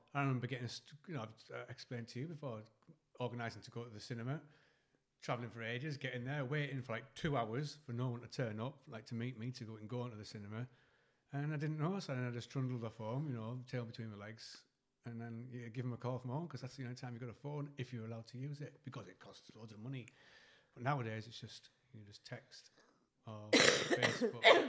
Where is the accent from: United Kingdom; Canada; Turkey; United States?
United Kingdom; Eston, North East England; I moved from from Eston in like third year senior